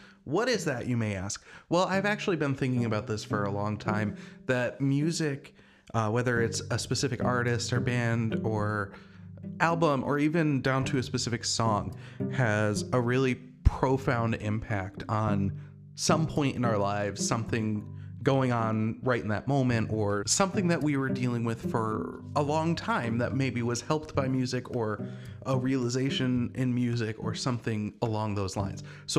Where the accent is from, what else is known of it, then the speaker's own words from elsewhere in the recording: New Hampshire, United States; also born or lived in New Jersey; well, I was born in New Jersey and then we moved to New Hampshire.